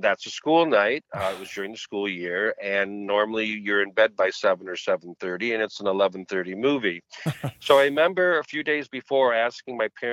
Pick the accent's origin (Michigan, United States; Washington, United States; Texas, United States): Michigan, United States; Bay City; Bay City, Michigan, which is my hometown